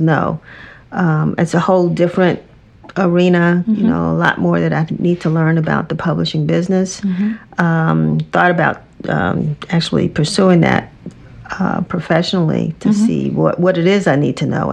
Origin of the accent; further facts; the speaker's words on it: Washington, District of Columbia, United States; growing up in Washington, D.C.